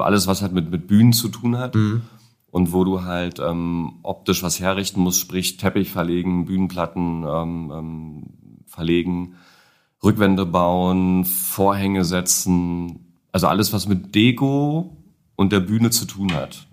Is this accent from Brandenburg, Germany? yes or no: yes; Niemegk, Brandenburg, Germany; moved away as an adult; now in Berlin, Germany; ursprünglich aus dem Umland von Berlin, ähm, Stunde entfernt